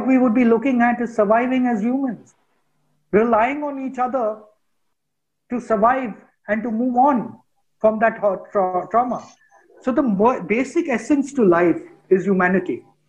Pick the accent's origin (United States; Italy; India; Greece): India; Because I come from India, a person sitting in the US thinks I think in a particular way.